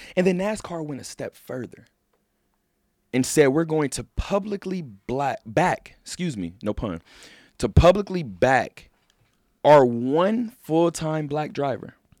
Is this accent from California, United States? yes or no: yes; Southern California, United States; moved away; I love my hometown. I love just Southern California in general